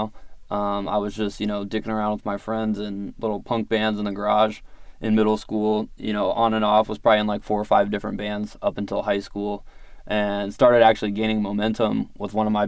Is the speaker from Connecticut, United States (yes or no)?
no; Virginia Beach, Virginia, United States; I grew up in Virginia Beach